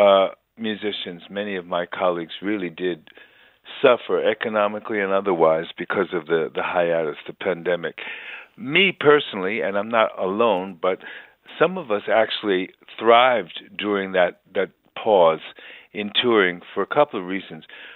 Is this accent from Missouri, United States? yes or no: no; New York City, New York, United States; moved away as an adult; I'm born and raised in New York City